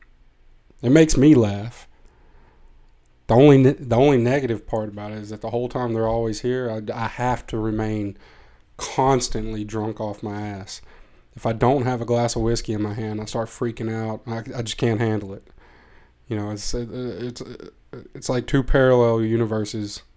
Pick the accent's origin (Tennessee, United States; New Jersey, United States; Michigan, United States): Tennessee, United States; now in Amsterdam, Netherlands; I am from Tennessee, from a small place in Tennessee, not Nashville